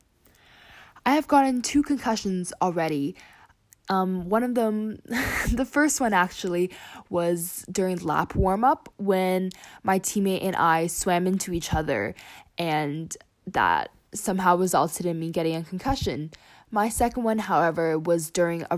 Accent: Canada; I am a Canadian artistic swimmer

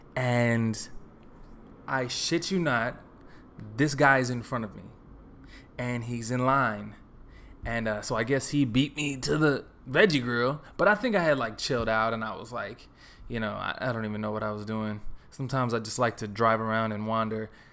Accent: Texas, United States; moved away as an adult; also born or lived in New York; now in Los Angeles, United States; I grew up in Texas

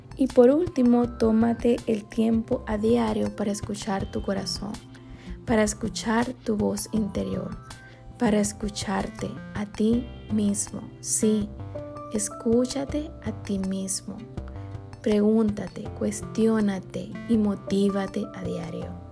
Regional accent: Maracaibo, Zulia, Venezuela; moved away as an adult; also born or lived in Santiago, Chile; now in United States; mi ciudad natal, que es Maracaibo, Venezuela

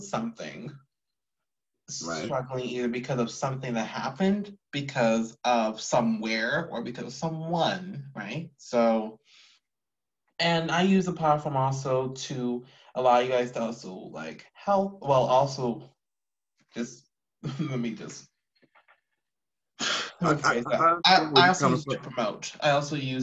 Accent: Houston, Texas, United States; I'm from H-Town, from Houston

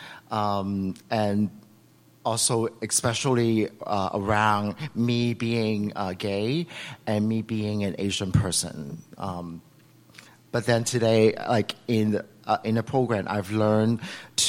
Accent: Macau; now in San Francisco, United States; I was born in Macau.

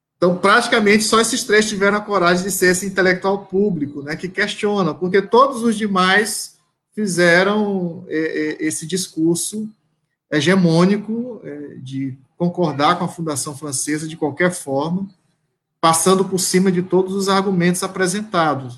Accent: Caxias, Maranhão, Brazil; eu sou de Caxias, né, nasci em Caxias.

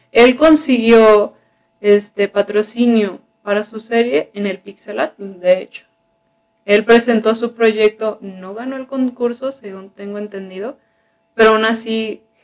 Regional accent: Sinaloa, Mexico; ah, pues yo también soy de Sinaloa.

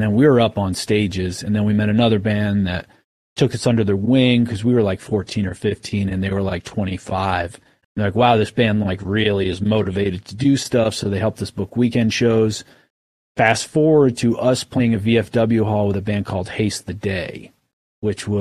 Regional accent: Maine, United States; also born or lived in Oklahoma; we're from Maine.

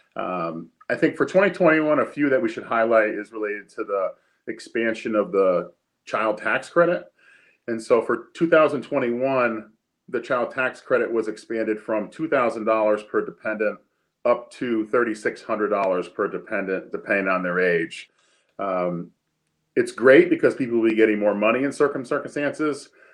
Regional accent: Easthampton, Massachusetts, United States; I grew up in East Hampton and uh, live there right now with my wife

